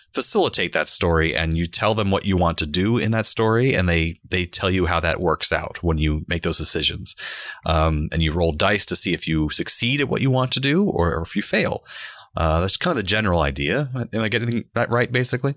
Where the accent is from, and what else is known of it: Central Florida, United States; born or raised there